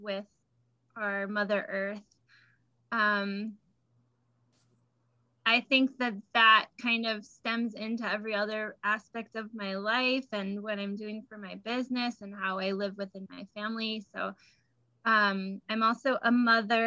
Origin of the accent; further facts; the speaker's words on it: Illinois, United States; I grew up in Illinois and I used to spend the summers in Michigan.